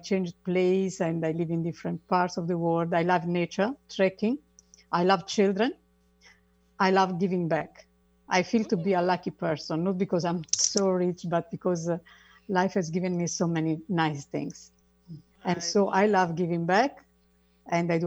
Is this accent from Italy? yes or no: yes; Italy; moved away as an adult; now in Kenya; I'm from Italy, but I live in Kenya since 2006.